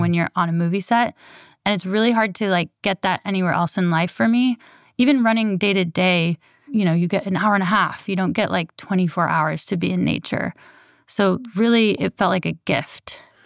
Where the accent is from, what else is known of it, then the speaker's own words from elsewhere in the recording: Berkeley, California, United States; I was born in Berkeley